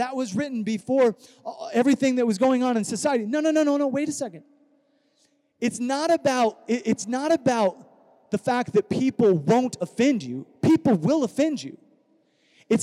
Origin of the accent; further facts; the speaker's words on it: Iowa, United States; now in California, United States; I grew up in Iowa without technology